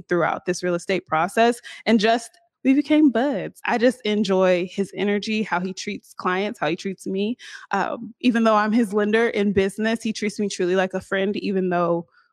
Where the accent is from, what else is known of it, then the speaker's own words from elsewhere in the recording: Seattle, Washington, United States; I'm from here